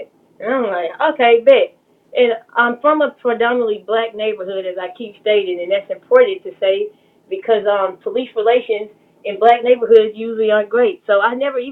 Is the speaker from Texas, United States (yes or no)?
yes; Dallas, Texas, United States; I am born and raised in Dallas, Texas, in Hamilton Park